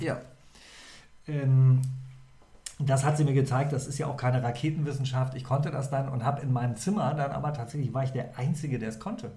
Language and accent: German; Lower Saxony, Germany; Ich komme ja aus der Ecke da, ja. aus dem Vorharz-Verengungsgebiet